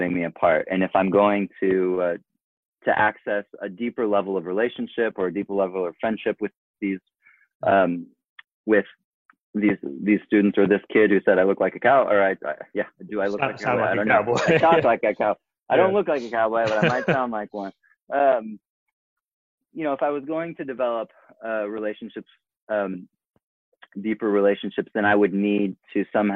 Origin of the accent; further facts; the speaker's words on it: South Africa; moved away as an adult; now in New York, United States; my own experience growing up in South Africa. I moved there when I was 9 and I lived there till I was 18